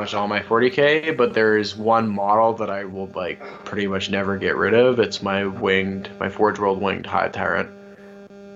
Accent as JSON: {"language": "English", "town": "Windsor", "region": "Ontario", "country": "Canada", "tie": "born or raised there", "said": "I grew up in Windsor, Ontario"}